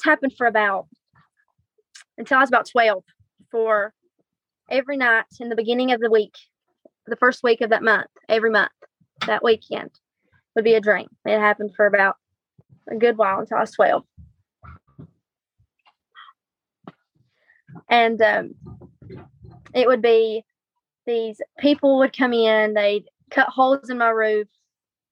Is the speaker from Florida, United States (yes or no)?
no; Virginia, United States; Starting about 8 years old, we moved from where I was born in Virginia to the house my dad was raised